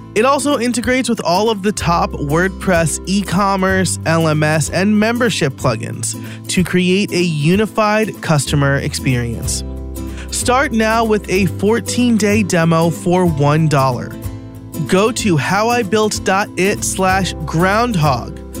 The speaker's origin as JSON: {"language": "English", "country": "United States", "said": "I'm from New York."}